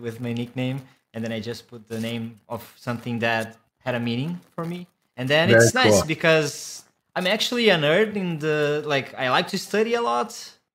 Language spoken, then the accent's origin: English; Brazil; English is a second language; I was born in Brazil.